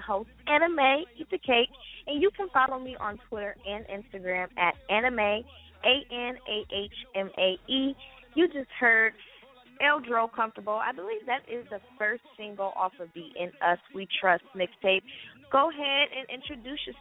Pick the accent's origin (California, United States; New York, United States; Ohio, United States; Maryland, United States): Ohio, United States; Akron; I'm from Akron